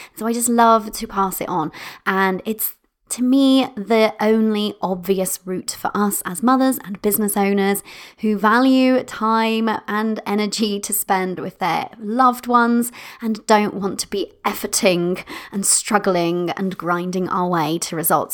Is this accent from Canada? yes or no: no; United Kingdom; I'm British